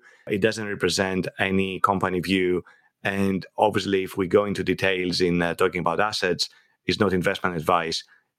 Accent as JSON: {"language": "English", "country": "Greece", "tie": "born or raised there", "moved": "as an adult", "lives_now": "London, United Kingdom", "said": "I was born and I was raised in Greece, and I moved to London 31 years ago to study computer science at Imperial College."}